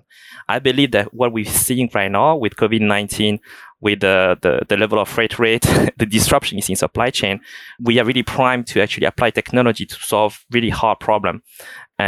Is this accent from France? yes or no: yes; France; accent: thick French; moved away as an adult; also born or lived in China / United States / Hong Kong; So I was born in China. I grew up in France, hereby a quite thick French accent